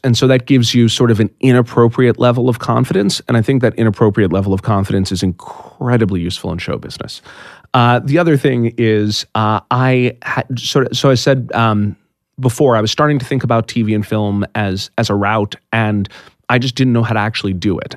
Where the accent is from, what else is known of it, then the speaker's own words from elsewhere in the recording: East Coast, United States; I'm from the East Coast. Uh, I had stayed you know, I'd stayed in the East Coast my whole life